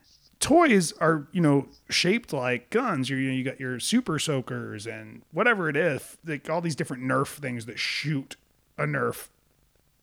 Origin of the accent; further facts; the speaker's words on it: Rhode Island, United States; I grew up in Rhode Island